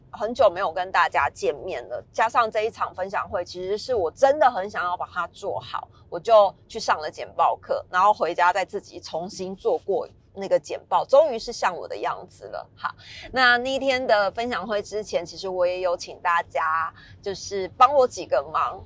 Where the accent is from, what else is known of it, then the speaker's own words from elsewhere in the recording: Taiwan; now in Taipei, Taiwan; 我明明就是乡下长大的，讲台语听起来好不标准哦